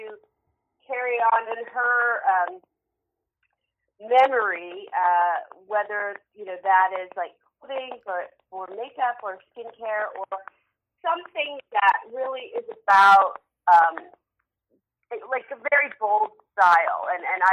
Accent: San Francisco, California, United States; I grew up in San Francisco

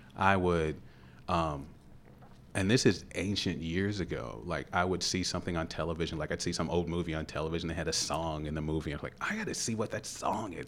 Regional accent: Louisville, Kentucky, United States; I grew up in Parkland, which is like twenty-second Street

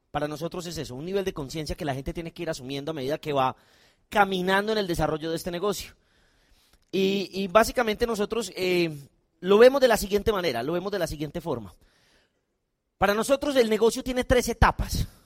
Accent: Colombia; O sea, yo no soy soldado, yo soy un colombiano, no tengo nada que ver, pero a mí me dio miedo.

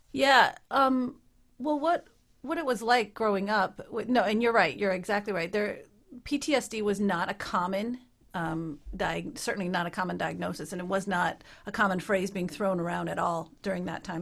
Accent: Minnesota, United States; moved away as an adult; also born or lived in Utah; now in Ottawa, Canada; I grew up in Minnesota

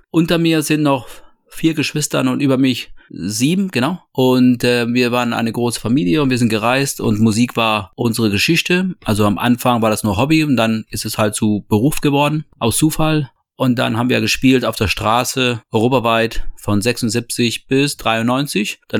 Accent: Toledo, Castilla-La Mancha, Spain; born there; Ich bin geboren 72 in Spanien, in Toledo.

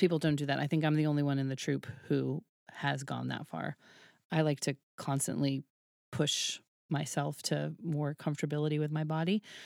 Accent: Woods Hole, Massachusetts, United States; moved away; I grew up in Woods Hole, which was, like, a very liberal, tiny little pocket

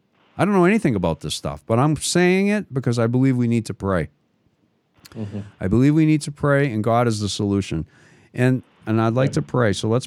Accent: United States; I like my country. I'm an American. I do have ancestry from Canada, and I have no problem with Canada or anything like that, right, Jackson?

